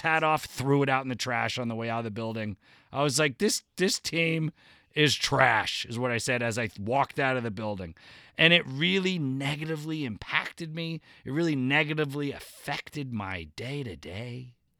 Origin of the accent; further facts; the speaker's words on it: New Jersey, United States; now in Los Angeles, United States; New Jersey